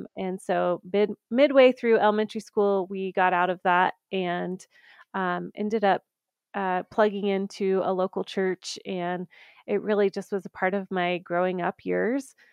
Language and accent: English; the South, United States; now in Colorado, United States; I grew up in the South